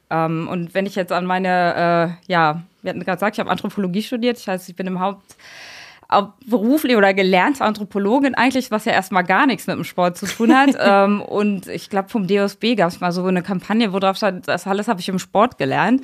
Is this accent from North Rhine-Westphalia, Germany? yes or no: no; a small village in Brandenburg, Germany; moved away as an adult; now in Mainz, Germany; ich komme bin auf einem kleinen Dorf in Brandenburg groß geworden